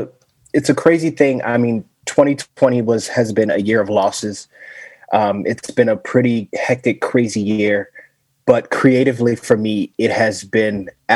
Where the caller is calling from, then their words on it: Las Vegas, Nevada, United States; I'm joining from Las Vegas, from Sin City.